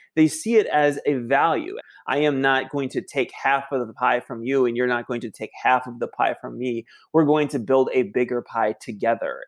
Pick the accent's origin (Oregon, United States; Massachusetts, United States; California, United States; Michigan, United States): Michigan, United States; my hometown in Michigan